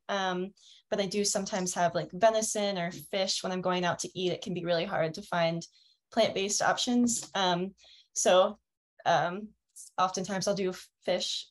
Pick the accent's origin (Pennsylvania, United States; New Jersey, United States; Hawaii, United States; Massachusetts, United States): Pennsylvania, United States; Fulton County; also born or lived in Denver, Colorado; now in Colorado, United States; I'm actually from Pennsylvania, from Fulton County.